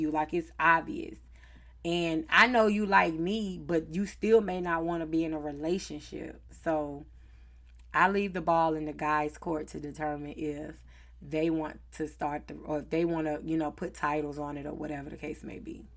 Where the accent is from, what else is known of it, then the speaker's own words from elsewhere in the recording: Charlotte, North Carolina, United States; accent: Southern; I am from the South, Charlotte, North Carolina, born and raised